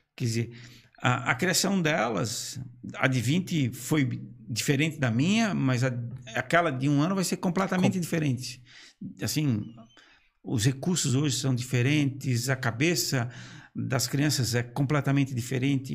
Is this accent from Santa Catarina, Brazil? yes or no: yes; Brusque, Santa Catarina, Brazil; also born or lived in Blumenau; já que eu sou natural de Brusque